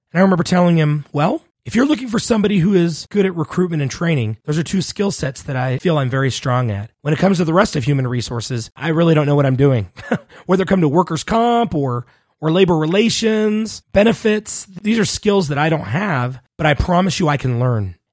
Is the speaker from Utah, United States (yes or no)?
yes; Salt Lake City, Utah, United States; also born or lived in Laie, Oahu, Hawaii; I am located in Salt Lake City, Utah, where I was raised.